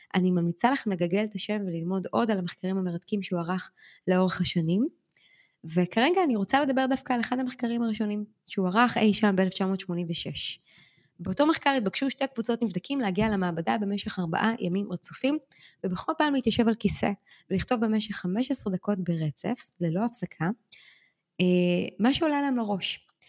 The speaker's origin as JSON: {"language": "Hebrew", "country": "Israel", "moved": "yes", "lives_now": "New York, United States", "said": "אנחנו אמנם ישראלים שחיים בניו יורק"}